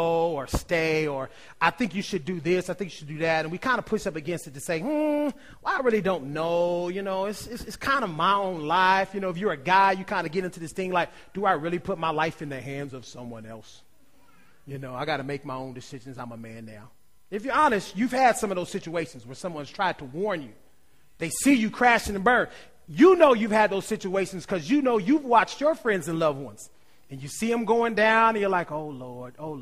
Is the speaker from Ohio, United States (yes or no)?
yes; Ohio, United States; I'm from Ohio